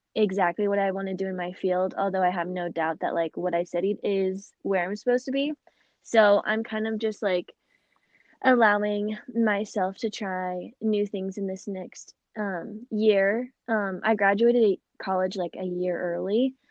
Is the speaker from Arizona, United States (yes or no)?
yes; Phoenix, Arizona, United States; I was born and raised in Phoenix, Arizona